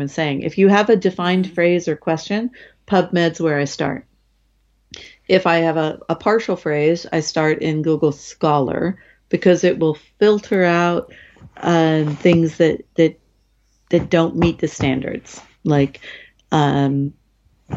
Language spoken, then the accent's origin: English; United States; as an American